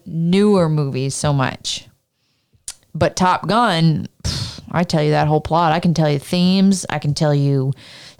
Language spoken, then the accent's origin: English; Canada; I'm Canadian